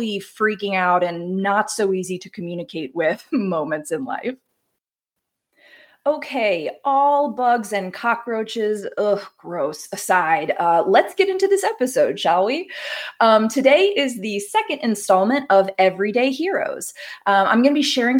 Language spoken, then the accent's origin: English; the South, United States; now in the West, United States; I grew up in the South. And that means mild winters